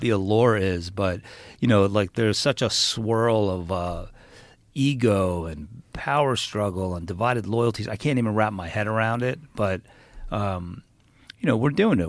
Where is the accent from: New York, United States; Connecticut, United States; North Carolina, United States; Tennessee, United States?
New York, United States; we're from New York